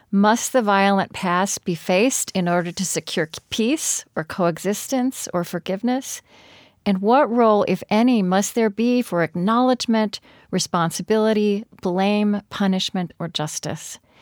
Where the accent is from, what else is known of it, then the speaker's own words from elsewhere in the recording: Oklahoma, United States; I grew up in Oklahoma